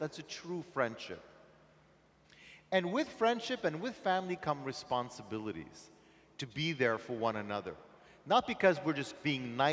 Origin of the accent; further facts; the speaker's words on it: Montreal, Quebec, Canada; I'm from Montreal.